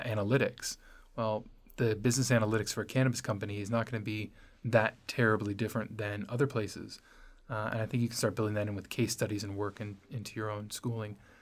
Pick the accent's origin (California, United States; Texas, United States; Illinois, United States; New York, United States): California, United States; Los Angeles; I grew up in Los Angeles